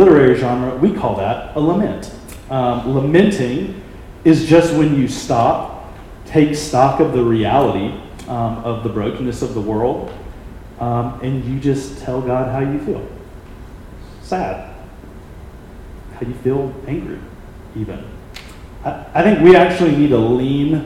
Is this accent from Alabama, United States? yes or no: yes; Birmingham, Alabama, United States; my hometown of Birmingham, Alabama